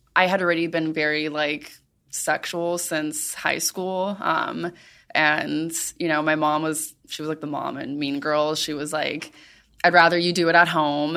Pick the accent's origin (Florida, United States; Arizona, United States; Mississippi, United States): Florida, United States; Miami; I grew up in Miami